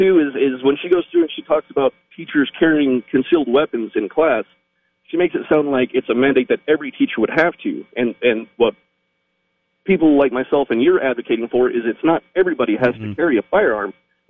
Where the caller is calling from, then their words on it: New Mexico, United States; No, I live in New Mexico.